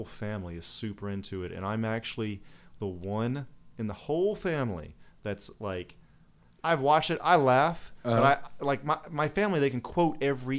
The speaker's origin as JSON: {"language": "English", "town": "Atlanta", "region": "Georgia", "country": "United States", "moved": "yes", "lives_now": "Los Angeles, United States", "said": "I'm originally from Atlanta."}